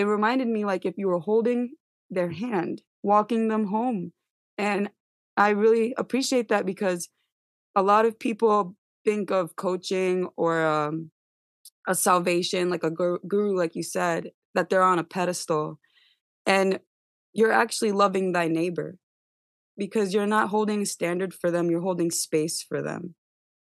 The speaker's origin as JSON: {"language": "English", "town": "New York City", "region": "New York", "country": "United States", "said": "I'm from Staten Island, I'm from New York."}